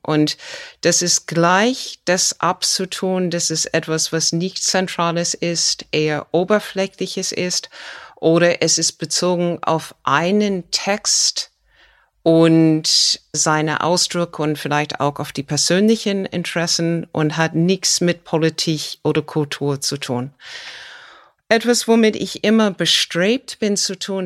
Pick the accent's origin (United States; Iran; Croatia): United States; German is a second language; now in Germany; mein Heimatland Amerika